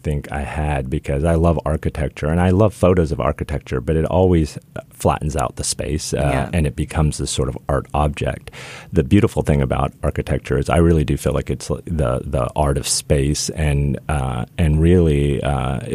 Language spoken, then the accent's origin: English; Midwest, United States; I grew up in the Midwest